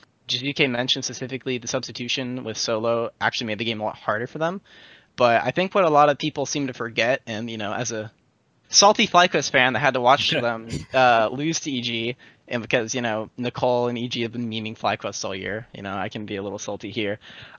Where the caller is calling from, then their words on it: Burlingame, California, United States; I'm calling from Burlingame, California.